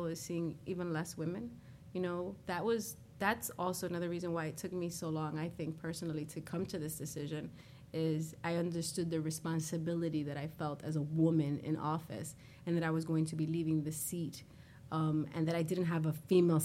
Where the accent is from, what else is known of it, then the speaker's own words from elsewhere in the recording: New York City, New York, United States; I'm a girl from Corona